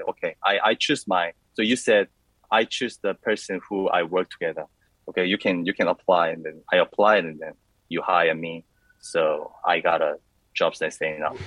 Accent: Busan, South Korea; moved away as an adult; also born or lived in Melbourne, Australia; I was born in Busan. It's a second city of South Korea

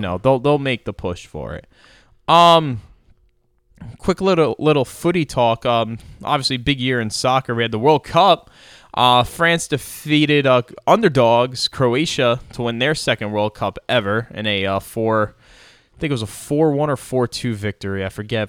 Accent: United States; also born or lived in New York / Philadelphia; growing up in New York and Philly

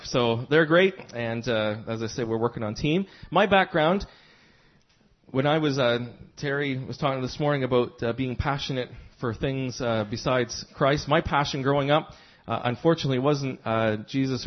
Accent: Fredericton, New Brunswick, Canada; I'm from Fredericton, New Brunswick, on the east coast of Canada.

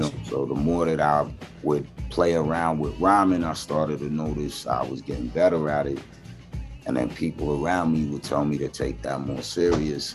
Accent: New York City, New York, United States; I was born in Flushing

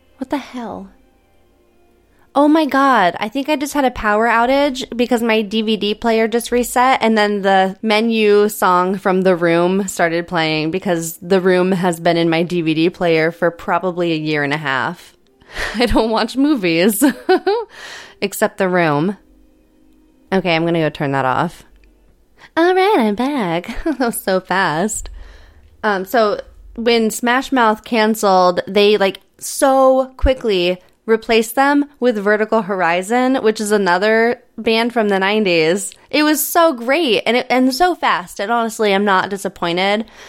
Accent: Altoona, Iowa, United States; moved away; my hometown of Altoona

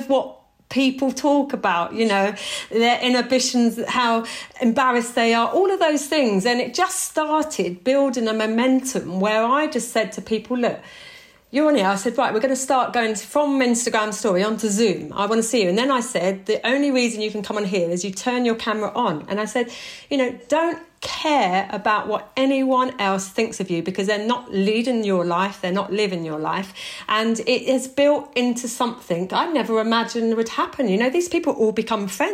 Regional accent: Tonbridge, South East England, United Kingdom; I was brought up in Kent with a white mother, a white stepdad, white siblings.

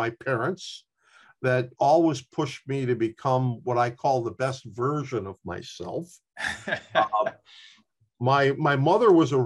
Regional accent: Chicago, Illinois, United States; when I was a young boy growing up in Chicago

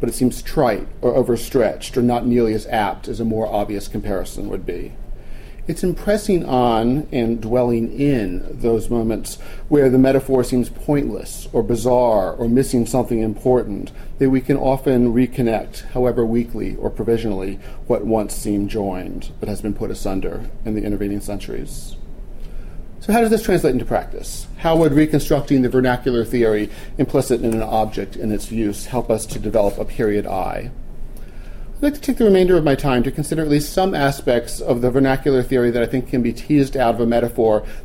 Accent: Wilmington, Delaware, United States; I grew up in Wilmington and spent an inordinate amount of time of my misspent youth misspending it at Winterterra

